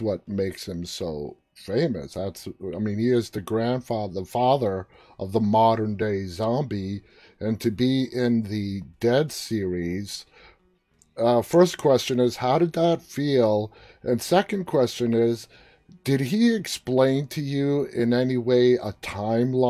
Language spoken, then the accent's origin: English; New York, United States; I'm a New Yorker